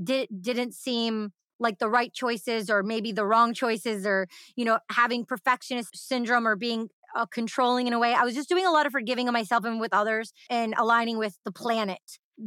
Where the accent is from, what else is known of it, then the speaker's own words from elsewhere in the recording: Detroit, Michigan, United States; I grew up in the Detroit electronic music underground scene